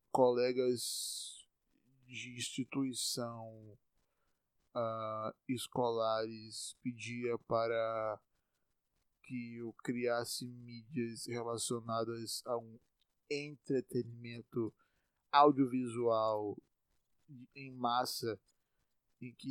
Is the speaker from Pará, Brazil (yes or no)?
no; Salvador, Bahia, Brazil; eu estou em Salvador, eu sou de Salvador, estou em Salvador, eu nasci em Salvador, moro em Salvador